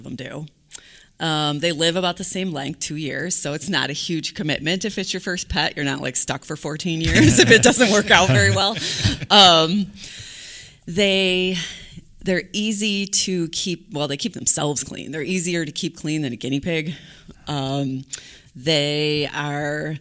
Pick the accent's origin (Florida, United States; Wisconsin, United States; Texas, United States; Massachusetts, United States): Wisconsin, United States; Fox Point; moved away as an adult; now in Cedarburg, United States; I grew up in Fox Point